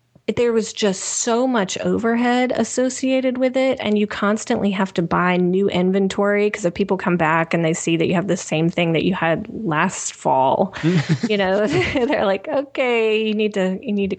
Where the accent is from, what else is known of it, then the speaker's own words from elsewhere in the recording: Nashville, Tennessee, United States; moved away as an adult; also born or lived in Kentucky; I'm originally from Nashville